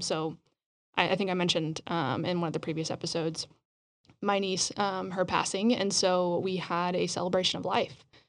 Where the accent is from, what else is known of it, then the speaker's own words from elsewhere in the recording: Roswell, New Mexico, United States; moved away; I grew up in Roswell